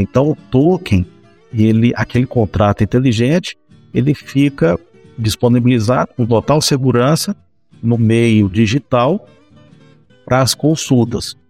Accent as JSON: {"language": "Portuguese", "region": "Goiás", "country": "Brazil", "said": "eu sou goiano original, goianão mesmo e com a goianidade no sangue também"}